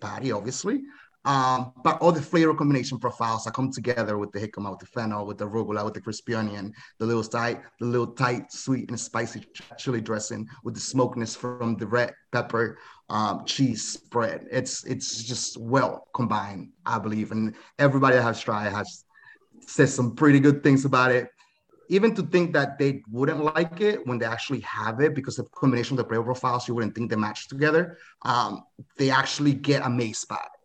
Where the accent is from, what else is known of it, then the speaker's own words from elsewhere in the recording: Dominican Republic; now in United States; I'm from the Dominican Republic